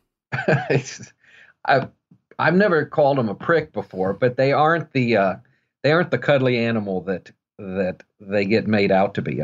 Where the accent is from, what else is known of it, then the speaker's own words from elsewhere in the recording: Missouri, United States; growing up in Missouri